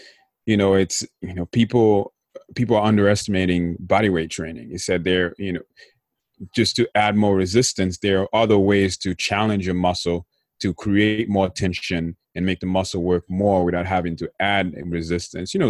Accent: Haiti; growing up in Haiti

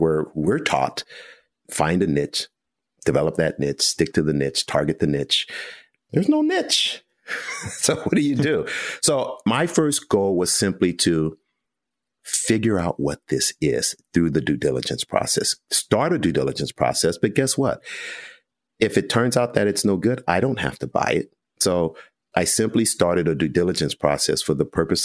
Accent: United States; we're American.

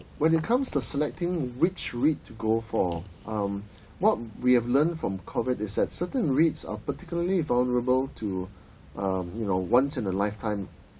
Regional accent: Penang, Malaysia; I'm from Penang, right? And my father, who was a lawyer, used to do some work for the late great Lo Bun Siew, Tan Sri Lo Bun Siew.

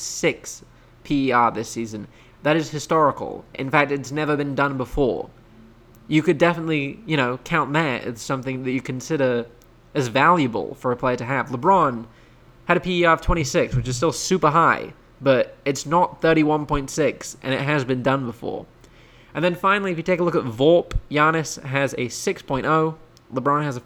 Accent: United Kingdom; now in United States; I'm British, I live in America

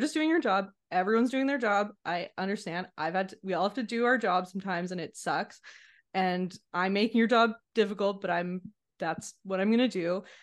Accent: Montreal, Quebec, Canada; also born or lived in British Columbia; I grew up in Montreal, so that's where I returned to.

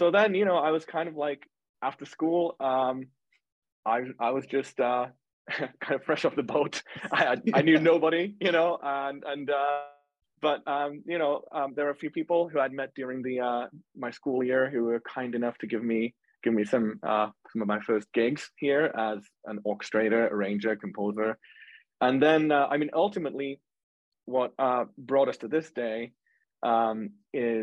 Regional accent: Finland; moved away as an adult; now in United States; I'm from Finland

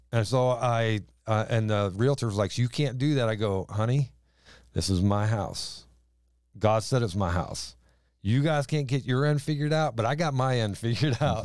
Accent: the South, United States; accent: southern drawl; moved away as an adult; now in East Greenbush, United States; we apparently had a southern drawl to us

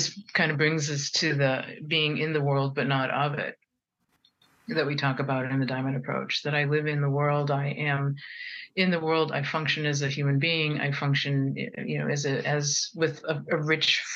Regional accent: United States; I'm Japanese American and French Canadian American

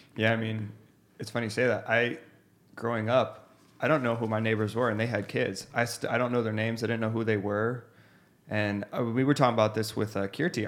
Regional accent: Scottsdale, Arizona, United States; I'm from Scottsdale, it's pretty vanilla down here

